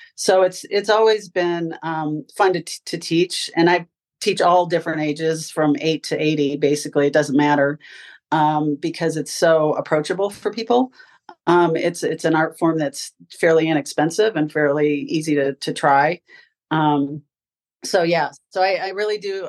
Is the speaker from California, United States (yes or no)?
yes; California, United States; moved away as an adult; also born or lived in Ann Arbor, Michigan / Dayton, Ohio / Florida; I'm originally from California, went to UCLA to get my degree in design